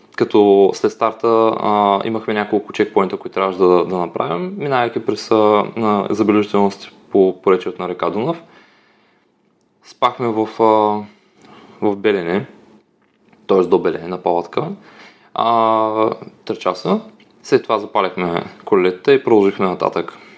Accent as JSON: {"language": "Bulgarian", "region": "Dobruja", "country": "Bulgaria", "said": "Аз съм от Добружа"}